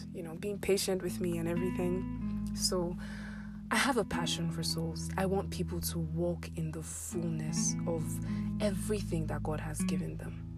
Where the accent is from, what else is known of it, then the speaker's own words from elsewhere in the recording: Abuja, Federal Capital Territory, Nigeria; also born or lived in Ekiti State; I was born and raised in Abuja.